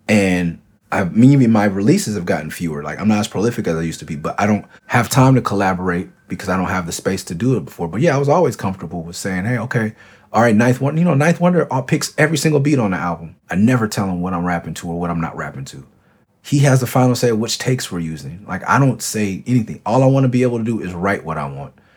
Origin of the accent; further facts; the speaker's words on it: Los Angeles, California, United States; I got a tattoo that says Cloverdale. Like, you wanna know where I'm from? Like, that's where I'm from